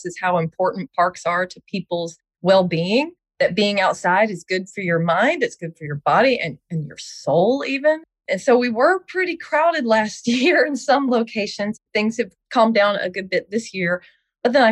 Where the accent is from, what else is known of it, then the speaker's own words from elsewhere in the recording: Smyrna, Georgia, United States; I'm a Smyrna native. I'm from Georgia, love Georgia.